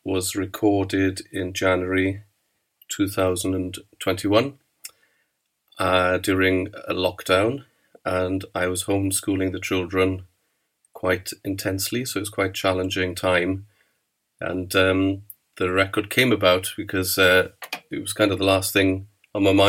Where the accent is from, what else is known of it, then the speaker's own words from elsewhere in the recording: Aberystwyth, Wales, United Kingdom; now in Swansea, United Kingdom; I'm from Aberystwyth. I live in Abertawe, or Swansea